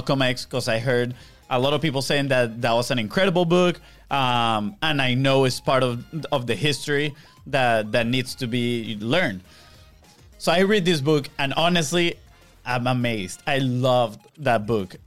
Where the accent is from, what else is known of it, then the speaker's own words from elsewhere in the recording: Venezuela; moved away; we come from Venezuela, where honestly we didn't experience racism growing up